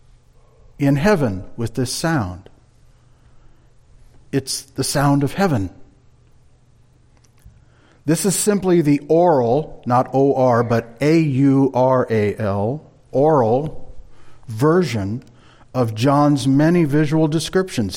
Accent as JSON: {"language": "English", "town": "Marshalltown", "region": "Iowa", "country": "United States", "tie": "born or raised there", "also_born_or_lived": "California", "moved": "as an adult", "said": "When Linda and I moved back to the Midwest from California during the winter of 91-92, for a time we stayed in an apartment in Marshalltown, our hometown"}